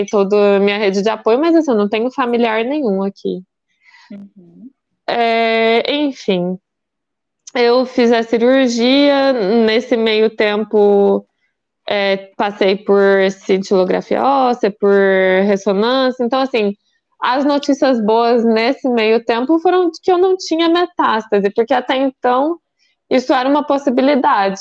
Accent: Goiás, Brazil; moved away; also born or lived in Campinas; eu também sou, né, goiana do pé rachado

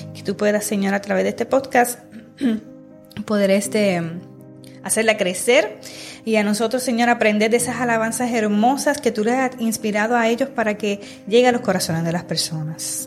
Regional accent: Puerto Rico; De la misma región que somos de Puerto Rico, las tres somos de Puerto Rico

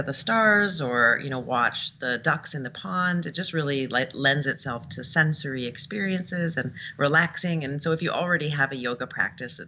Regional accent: Toronto, Ontario, Canada; moved away as an adult; now in San Francisco, United States; in 2009 in Toronto, where I'm from. And then I came to San Francisco, and I've been doing it here for 3 years.

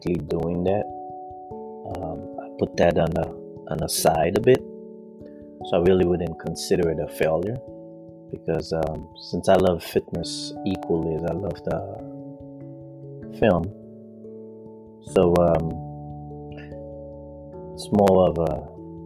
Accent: Haiti; moved away as an adult; I grew up in the Caribbean, which is Haiti

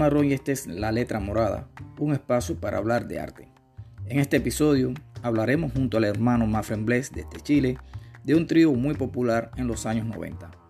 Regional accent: Santiago de Cuba, Cuba; moved away as an adult; Yo soy de esa región de esa región. Eh, yo soy de Santiago

